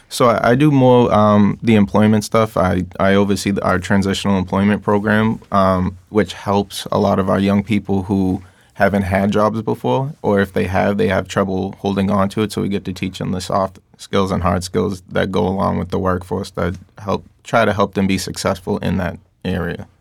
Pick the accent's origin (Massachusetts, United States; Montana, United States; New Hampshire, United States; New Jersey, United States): Massachusetts, United States; Lynn; I grew up in Lynn. I lived in Lynn ninety percent of my life